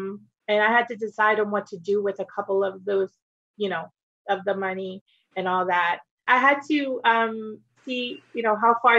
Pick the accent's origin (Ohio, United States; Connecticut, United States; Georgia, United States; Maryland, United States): Maryland, United States; Takoma Park; also born or lived in Guatemala; now in Florida, United States; Yes, so I'm originally from Maryland. Okay. I was born in Tacoma Park. I actually moved to Guatemala for a little bit with my mom and my family. And then we moved here to Florida, South Florida.